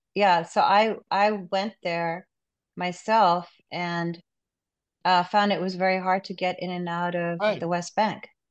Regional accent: Pakistan; moved away; I'm originally from Pakistan

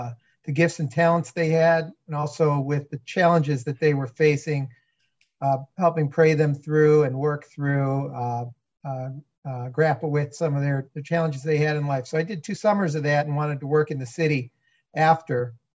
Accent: Southeast Michigan, United States; I grew up in Southeast Michigan.

